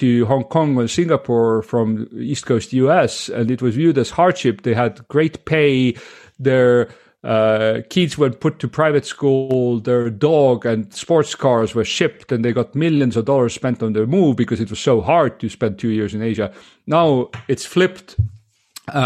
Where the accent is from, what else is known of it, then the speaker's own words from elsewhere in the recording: Estonia; also born or lived in United States; I'm Estonian, born and raised in Estonia